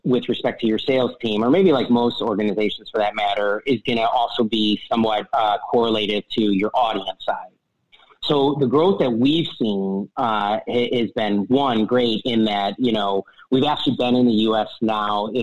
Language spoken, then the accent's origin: English; Chicago, Illinois, United States; I'm originally from Chicago, from the Midwest